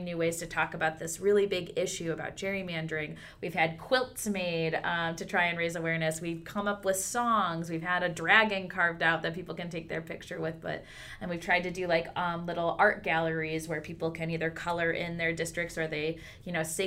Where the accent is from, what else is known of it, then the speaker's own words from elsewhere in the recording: West Michigan, United States; I'm from the West Michigan part of the state